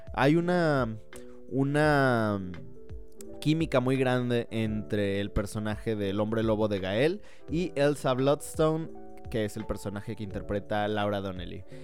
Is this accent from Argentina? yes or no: no; Mexico; also born or lived in Guatemala; yo tengo doble nacionalidad. Soy mexicano por parte de mi madre y guatemalteco por parte de mi padre